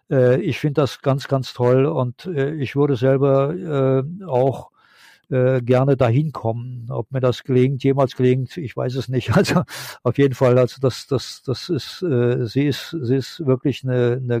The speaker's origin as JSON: {"language": "German", "region": "Rhineland", "country": "Germany", "moved": "yes", "lives_now": "Japan"}